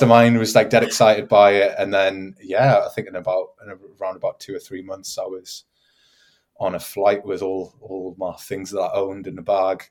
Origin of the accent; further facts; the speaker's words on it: Newcastle upon Tyne, North East England, United Kingdom; moved away as an adult; now in Augsburg, Germany; Newcastle upon Tyne